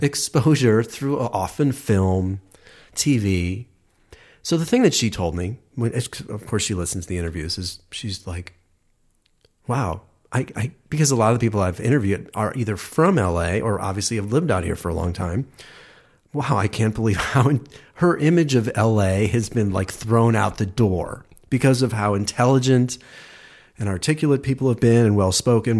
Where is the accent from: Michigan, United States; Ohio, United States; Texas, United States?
Ohio, United States; just outside Cleveland; I'm from Ohio